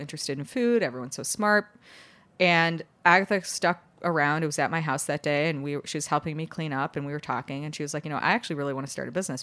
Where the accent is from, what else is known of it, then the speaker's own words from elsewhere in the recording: Chicago, Illinois, United States; now in New York City, United States; I grew up in Chicago